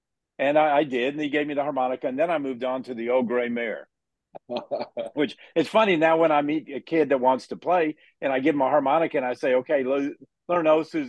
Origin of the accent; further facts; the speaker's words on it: Dallas, Texas, United States; I grew up in Dallas